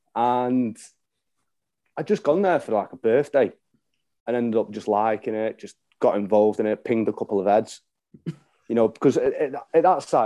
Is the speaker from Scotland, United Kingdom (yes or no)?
no; Crewe, North West England, United Kingdom; I am from Crewe, which is in Cheshire.